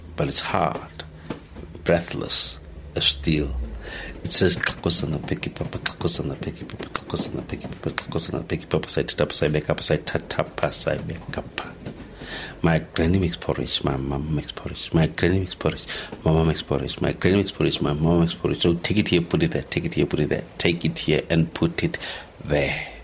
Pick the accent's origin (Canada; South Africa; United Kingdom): South Africa; being South African